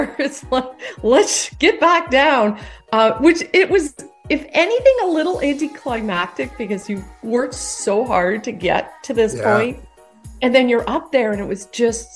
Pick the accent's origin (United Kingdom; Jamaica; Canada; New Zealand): Canada; now in United States; I live in the U.S., but I am Canadian.